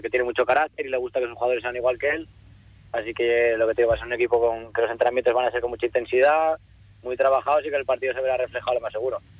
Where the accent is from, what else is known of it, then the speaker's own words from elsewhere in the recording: Asturias, Spain; moved away as an adult; also born or lived in Cantabria; Era mi primer año que salí yo de de Asturias